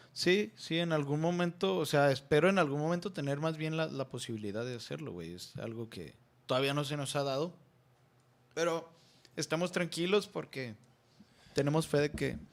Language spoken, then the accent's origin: Spanish; Nayarit, Mexico; en Guayabitos. Es allá, pues, en mi tierra